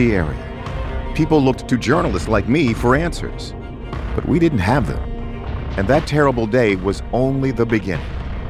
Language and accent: English; Baltimore, Maryland, United States; In the fall of 2002, I was a local news anchor in my hometown of Baltimore, Maryland.